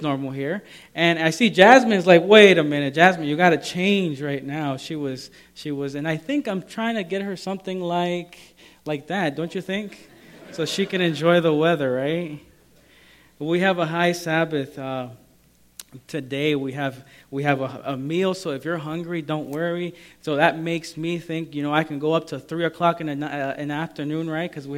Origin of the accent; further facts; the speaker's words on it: El Salvador; moved away; also born or lived in Maryland; I'm from El Salvador, and it's a tropical area